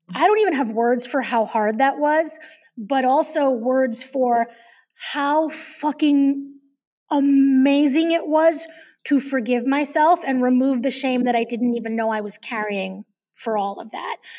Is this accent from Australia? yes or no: no; New York, United States; I'm Jewish from New York